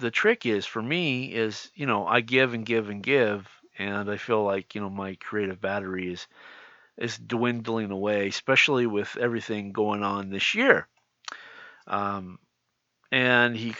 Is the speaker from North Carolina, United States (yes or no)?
no; California, United States; I'm from California